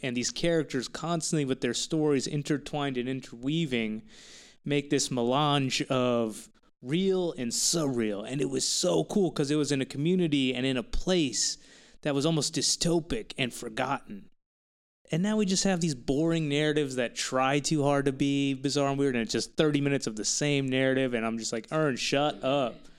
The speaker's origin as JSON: {"language": "English", "region": "Texas", "country": "United States", "said": "I'm from Texas"}